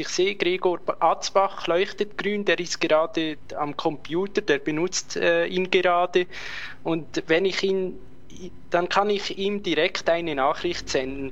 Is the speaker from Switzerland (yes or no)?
yes; Switzerland; bei uns in der Schweiz